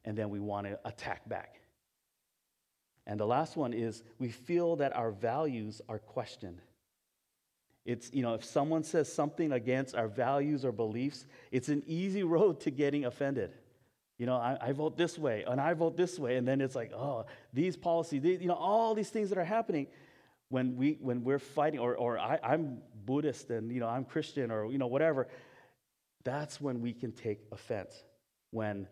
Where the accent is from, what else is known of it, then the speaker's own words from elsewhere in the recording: Hawaii, United States; moved away; I'm Japanese, but I was born in Hawaii.